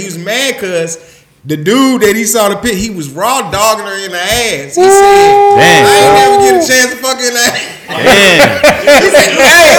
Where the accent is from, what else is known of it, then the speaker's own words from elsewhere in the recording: St. Louis, Missouri, United States; I'm from St. Louis and watch this.